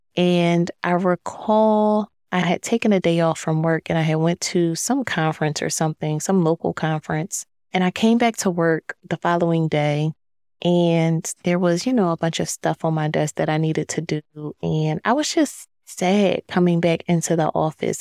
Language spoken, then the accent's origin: English; Philadelphia, Pennsylvania, United States; moved away as an adult; also born or lived in DMV (Washington, D.C. area); now in Washington, D.C. area, United States; I am originally from Philadelphia